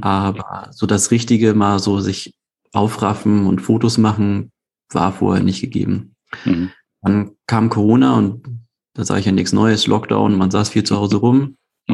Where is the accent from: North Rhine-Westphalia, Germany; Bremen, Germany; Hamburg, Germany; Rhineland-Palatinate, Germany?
Hamburg, Germany; ich komme aus Hamburg, gebürtiger Hamburger, lebe und arbeite dort